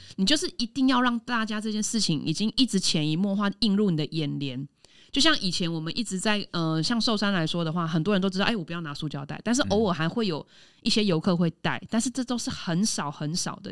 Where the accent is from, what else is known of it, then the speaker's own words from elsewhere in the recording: Taiwan; 我们台湾人很怕丢脸，我们每次去国外都会很遵守国外的规则